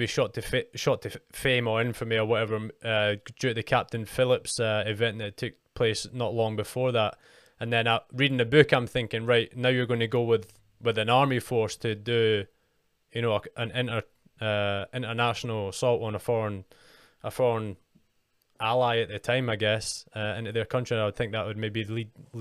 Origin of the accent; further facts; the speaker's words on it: United Kingdom; I'm fucking British